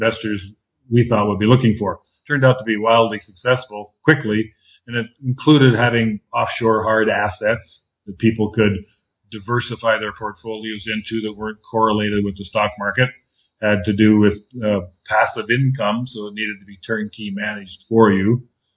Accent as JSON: {"language": "English", "country": "Canada", "also_born_or_lived": "Southern California, United States / Costa Rica / Mexico / Argentina", "moved": "as an adult", "lives_now": "Panama", "said": "I'm Canadian, and I left the Great White North in 1989"}